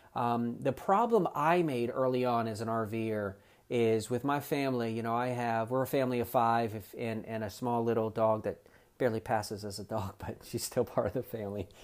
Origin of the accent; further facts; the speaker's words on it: South Florida, United States; moved away; also born or lived in eastern North Carolina; I'm originally from South Florida